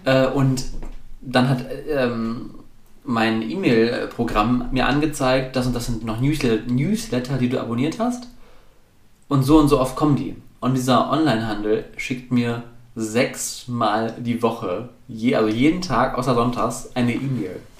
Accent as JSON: {"language": "German", "area": "the North", "region": "Northern Germany", "country": "Germany", "said": "ich komme aus dem Norden"}